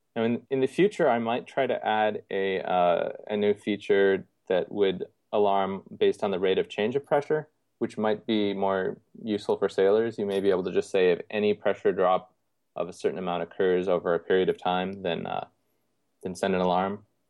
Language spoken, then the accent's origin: English; Canada; moved away as an adult; now in Houston, United States; I grew up in Canada